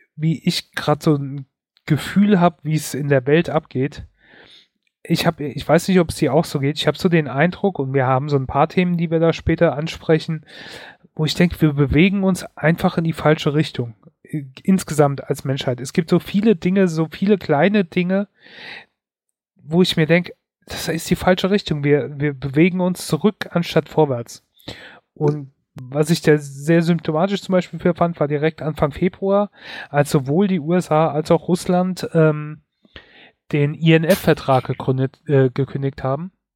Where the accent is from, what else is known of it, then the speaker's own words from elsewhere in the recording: Germany; bei uns in Deutschland